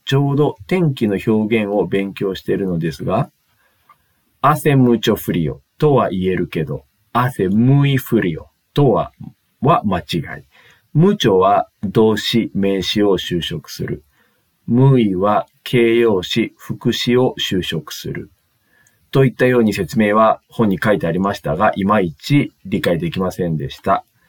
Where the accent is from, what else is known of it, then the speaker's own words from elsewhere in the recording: Spain; Japanese is a second language; now in Japan; スペインです